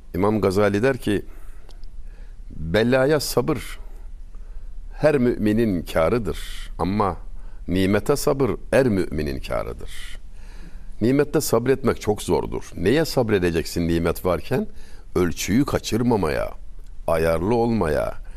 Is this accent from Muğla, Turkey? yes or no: no; Denizli, Turkey; Denizliliyim ben.